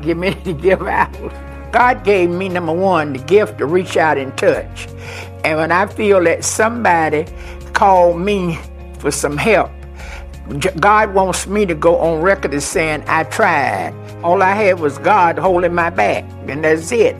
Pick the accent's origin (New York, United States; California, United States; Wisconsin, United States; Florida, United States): Florida, United States; Pensacola; my hometown of Pensacola, Florida